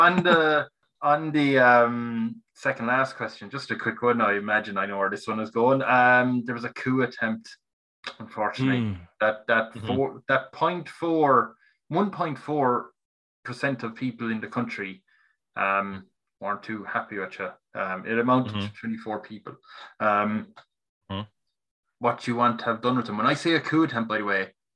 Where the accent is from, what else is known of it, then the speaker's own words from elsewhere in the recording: Tipperary, Munster, Ireland; I'm from Ireland, right? From countryside in Tipperary